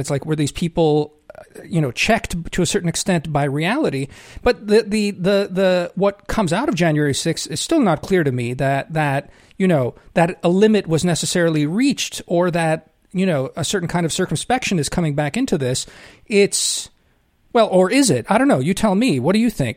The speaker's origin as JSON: {"language": "English", "country": "United States", "tie": "born or raised there", "said": "I count myself as an American. I, I've lived here my whole life, even though I, I only got citizenship"}